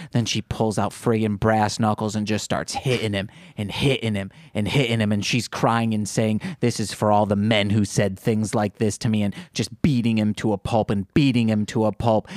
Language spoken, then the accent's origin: English; Midwest, United States; accent: Midwestern; I have a Midwestern accent.